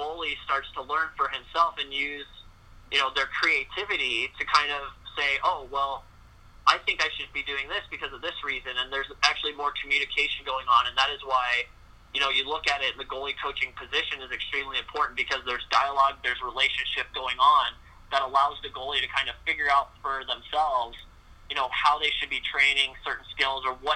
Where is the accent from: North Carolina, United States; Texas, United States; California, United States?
Texas, United States; I went to a Montessori school as well when I was growing up in Texas